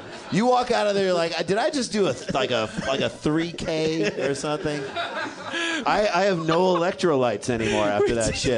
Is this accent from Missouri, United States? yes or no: yes; St. Louis, Missouri, United States; moved away; From St. Louis. All three of us.